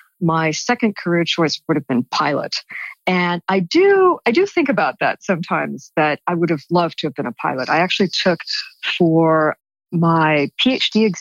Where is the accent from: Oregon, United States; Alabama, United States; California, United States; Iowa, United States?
California, United States; moved away; I'm originally from California and I live in Los Angeles now. So I'm back in my ancestral homeland